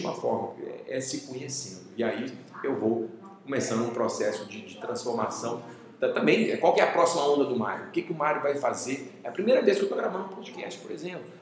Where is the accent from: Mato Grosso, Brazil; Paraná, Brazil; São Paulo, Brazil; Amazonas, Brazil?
Mato Grosso, Brazil; Cuiabá; moved away as an adult; also born or lived in Bom Despacho, Minas Gerais, Brazil; now in Belo Horizonte, Brazil; eu nasci em Minas, né? Morei até aos 10 anos de idade em Bom Despacho, Minas Gerais, só que mudei para Cuiabá em 90, né? E lá fiquei 20 anos